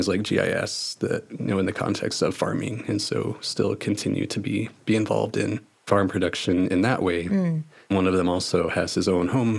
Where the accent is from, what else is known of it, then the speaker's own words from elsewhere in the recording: Springfield, Missouri, United States; moved away as an adult; also born or lived in Lawrence, Kansas; I grew up in Springfield, Missouri. That's where I went to high school